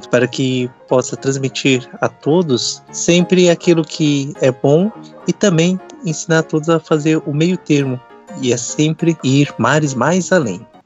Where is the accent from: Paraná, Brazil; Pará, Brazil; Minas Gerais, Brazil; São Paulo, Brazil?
São Paulo, Brazil; sou natural daqui de, da cidade de São Paulo